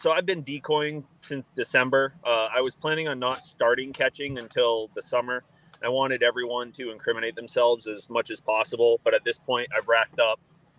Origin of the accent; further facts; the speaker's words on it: Massachusetts, United States; I'm from Central Mass. Yes.